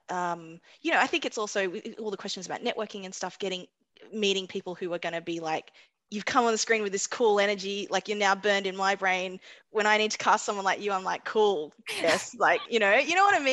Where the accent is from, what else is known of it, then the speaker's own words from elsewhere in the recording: Australia; I was like, I can't even get cast as Australian.